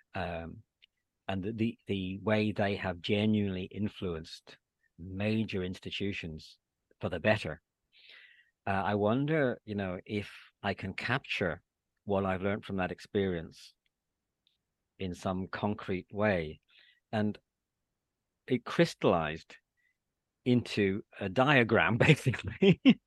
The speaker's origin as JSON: {"language": "English", "region": "Northern Ireland", "country": "United Kingdom", "tie": "born or raised there", "also_born_or_lived": "England", "moved": "as an adult", "said": "my experience of growing up during the Troubles in Northern Ireland"}